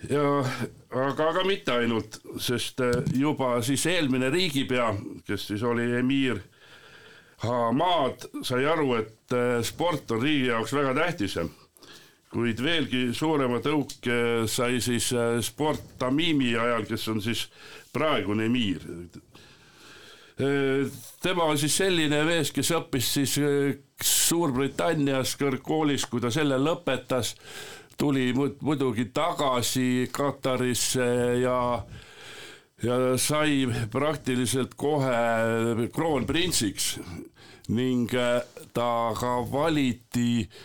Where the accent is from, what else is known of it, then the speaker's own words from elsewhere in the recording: Põltsamaa, Jõgeva County, Estonia; ise olen ka siit Põltsamaa kandist ja eks ka lapsepõlves sai seda jalgpalli mängitud.